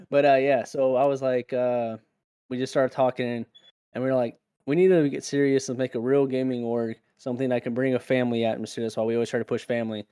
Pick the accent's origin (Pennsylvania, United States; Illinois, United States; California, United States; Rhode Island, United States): California, United States; now in South Carolina, United States; growing up in California